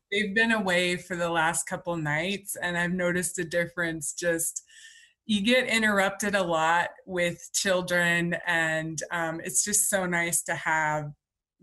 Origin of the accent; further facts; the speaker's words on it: Spokane, Washington, United States; my hometown in Spokane, Washington